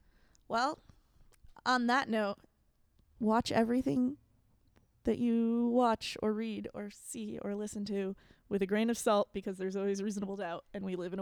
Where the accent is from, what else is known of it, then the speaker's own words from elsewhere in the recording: New England, United States; I'm from New England.